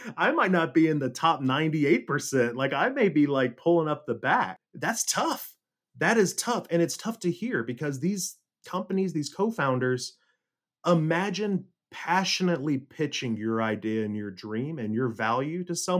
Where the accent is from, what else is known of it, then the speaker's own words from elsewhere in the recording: Las Casas, Tennessee, United States; moved away as an adult; also born or lived in Silicon Valley; growing up in God's country of Las Casas, Tennessee